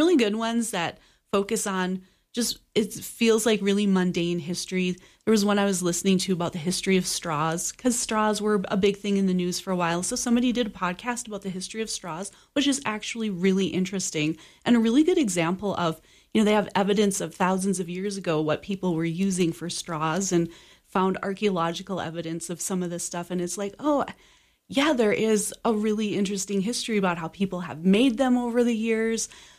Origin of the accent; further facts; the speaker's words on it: North Dakota, United States; also born or lived in Minnesota; I'm from North Dakota. I lived there most of my life, North Dakota and Minnesota, and grew up on a farm about 20 miles from the big town